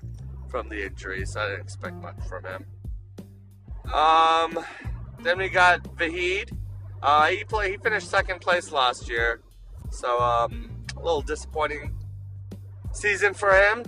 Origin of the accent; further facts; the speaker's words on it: Canada; I'm Canadian